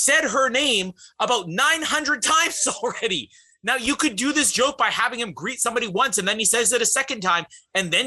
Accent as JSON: {"language": "English", "country": "Canada", "said": "As a Canadian"}